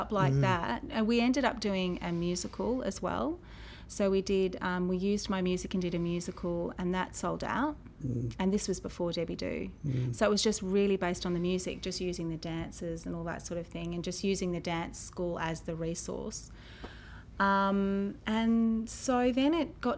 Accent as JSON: {"language": "English", "town": "Gold Coast", "region": "Queensland", "country": "Australia", "tie": "born or raised there", "also_born_or_lived": "Sydney", "moved": "as an adult", "lives_now": "Melbourne, Australia", "said": "I'm from Sydney, but I grew up on the Gold Coast and I've always had such a connection to the Gold Coast"}